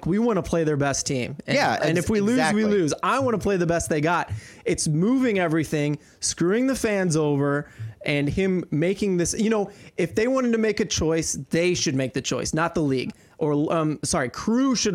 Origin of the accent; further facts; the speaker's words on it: St. Louis, Missouri, United States; we're from St. Louis, and this is a St. Louis podcast